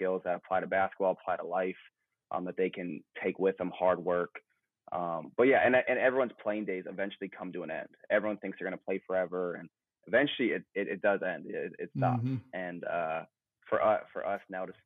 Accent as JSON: {"language": "English", "town": "Duluth", "region": "Minnesota", "country": "United States", "tie": "born or raised there", "moved": "as an adult", "lives_now": "Charlotte, United States", "said": "I'm originally from Duluth, Minnesota, about 3 hours north of Minneapolis."}